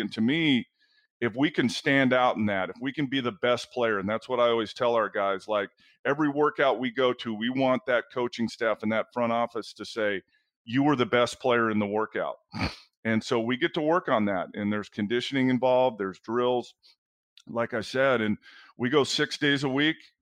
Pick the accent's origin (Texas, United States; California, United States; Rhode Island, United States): California, United States; Southern; moved away as an adult; being on the West Coast my entire life, growing up in Southern California and going to UCLA